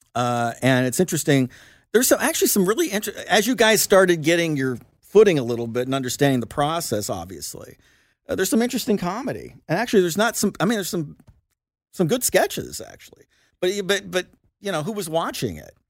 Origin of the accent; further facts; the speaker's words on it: Lawrence, Indiana, United States; moved away; I'm from Lawrence, Indiana